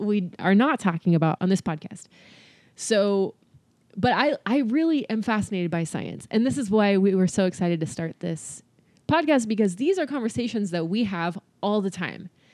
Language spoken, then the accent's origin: English; California, United States; also born or lived in Boston; now in Tennessee, United States; I'm from California